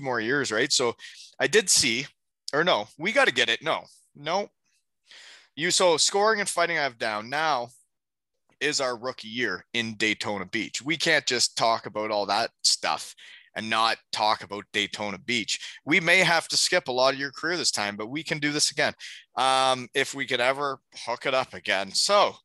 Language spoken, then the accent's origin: English; Ontario, Canada; moved away as an adult; also born or lived in Michigan / Ohio; I grew up in Ontario